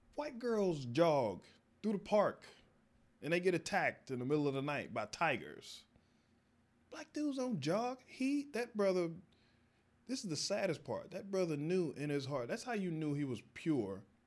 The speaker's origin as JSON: {"language": "English", "region": "Texas", "country": "United States", "tie": "born or raised there", "moved": "as an adult", "said": "growing up in Texas"}